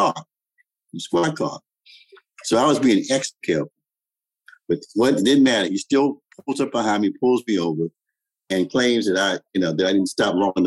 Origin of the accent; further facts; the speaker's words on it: Washington, District of Columbia, United States; I grew up in Washington, D.C. in the 50s and the 60s